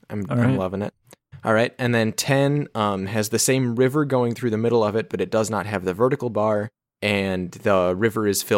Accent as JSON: {"language": "English", "region": "Texas", "country": "United States", "said": "I'm from Texas, and I went to Varberg."}